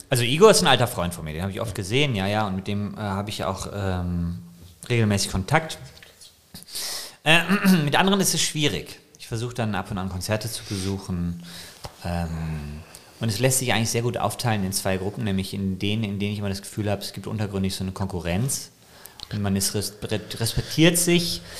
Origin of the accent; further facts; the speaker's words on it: Bonn, North Rhine-Westphalia, Germany; da sind wir in, sozusagen in meiner Heimat in Endenich